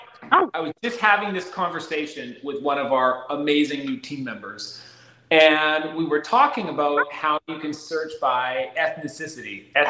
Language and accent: English; Canada; In all fairness, I'm Canadian too, right?